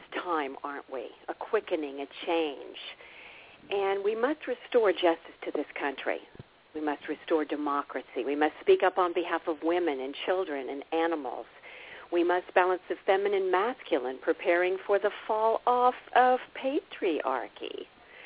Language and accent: English; Midwest, United States; I was raised in the Midwest, seen and not heard